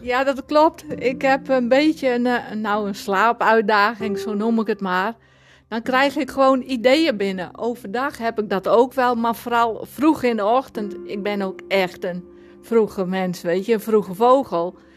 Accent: Sonnega, Friesland, Netherlands; accent: Frisian; moved away as an adult; now in Alkmaar, Netherlands; Ik 30 september 1966 in het plaatsje Zonnega in Friesland ben ik geboren

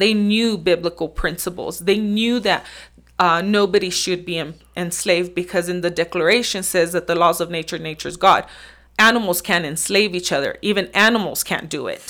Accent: Nebraska, United States; I am from Nebraska. Uh, for the most part, I've lived there for, I don't know, maybe twenty-three years or so.

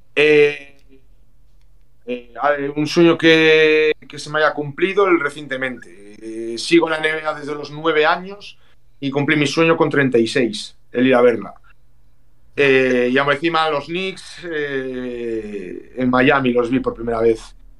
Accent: Galicia, Spain; como buen gallego

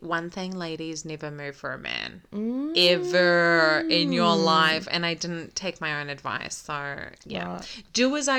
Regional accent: New Zealand; also born or lived in Iraq / Canada / America / Sydney; I was born in Iraq, bred in New Zealand.

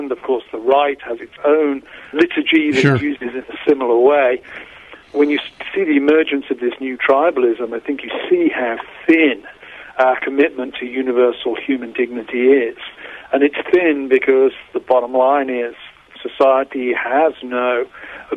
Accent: United Kingdom; moved away as an adult; now in United States; I grew up in Britain, in Europe.

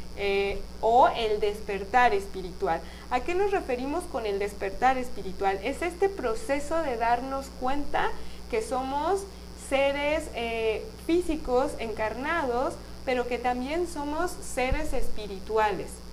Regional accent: Guadalajara, Jalisco, Mexico; nací en Guadalajara

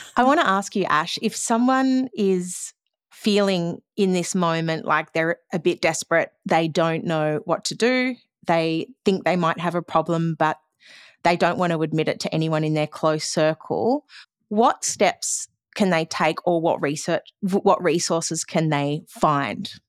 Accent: Australia; as an Australian culture, we seem to drink a lot.

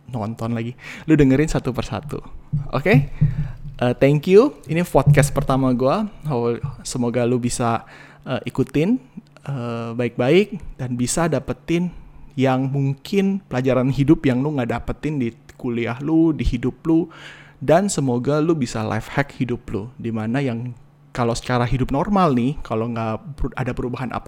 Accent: Cirebon, West Java, Indonesia; nikah di Jakarta dan Cirebon karena gue dari Cirebon istri gue dari Jakarta

